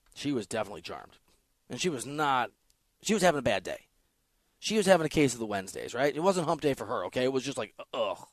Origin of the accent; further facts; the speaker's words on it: Iowa, United States; my home state, Iowa State, or Iowa